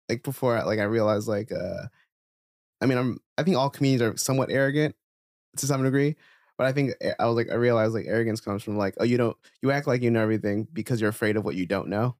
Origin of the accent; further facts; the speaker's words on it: New Jersey, United States; moved away; also born or lived in New York; when I was in Jersey